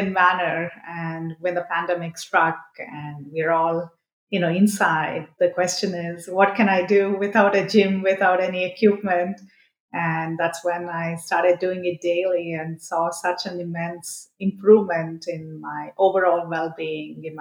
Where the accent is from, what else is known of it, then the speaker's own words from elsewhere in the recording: Mysore, Karnataka, India; I'm actually from Mysore